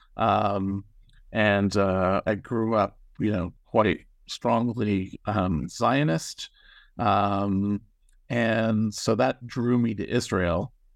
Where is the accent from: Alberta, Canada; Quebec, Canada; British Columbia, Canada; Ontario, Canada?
Ontario, Canada; Toronto; moved away; so I grew up in Toronto, Canada.